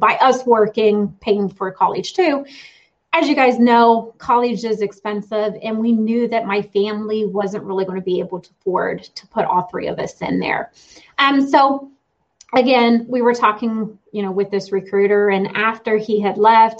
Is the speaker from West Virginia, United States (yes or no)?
yes; West Virginia, United States; I grew up here in West Virginia, kind of a country person.